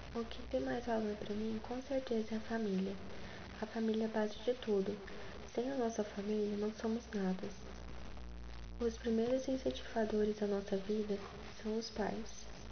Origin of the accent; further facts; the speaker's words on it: Goianira, Goiás, Brazil; now in Goiânia, Brazil; moro na região sudeste de Goiânia com os meus pais, Lenda e Vilmar, nasci em Goianira